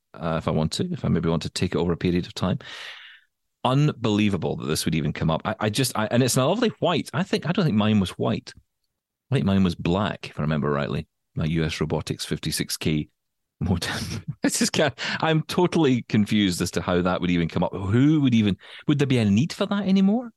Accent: United Kingdom; as a Brit

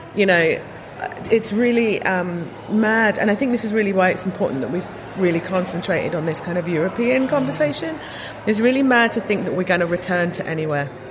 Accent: London, United Kingdom; I'm second generation. I was born in in the, in Britain, so I was born in London

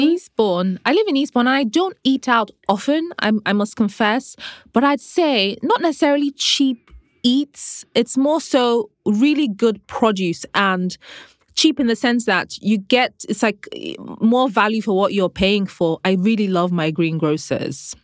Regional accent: Nigeria; growing up in Nigeria

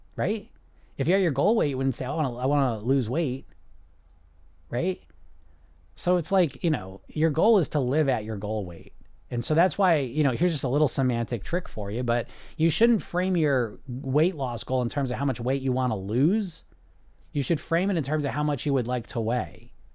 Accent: United States; I'm from America

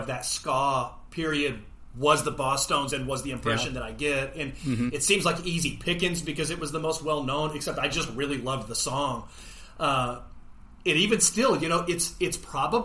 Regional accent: Brownsville, Texas, United States; now in Irving, United States; I'm from the Brownsville, Texas area

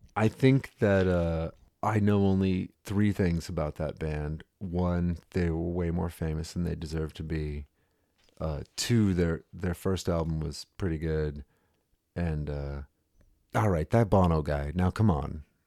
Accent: United States; I'm American

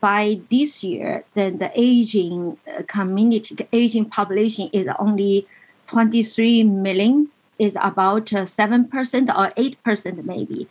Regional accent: China; moved away as an adult; now in United States; I was born in China

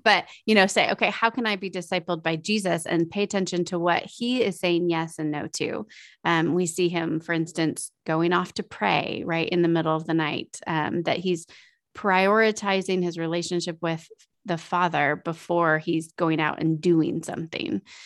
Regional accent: United States; as our American way of life

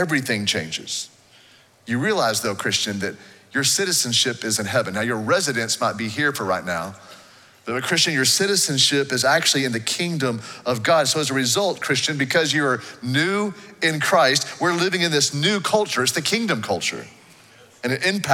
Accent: United States; the nation I grew up in here in the States

